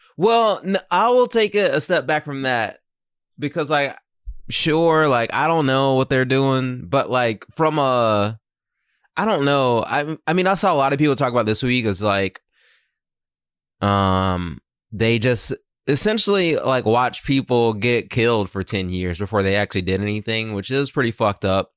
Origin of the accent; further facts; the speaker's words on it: Myrtle Beach, South Carolina, United States; moved away; growing up in Myrtle Beach